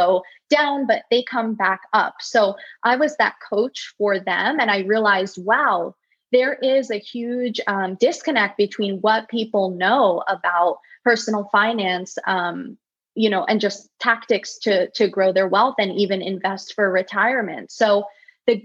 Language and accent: English; United States; growing up in the States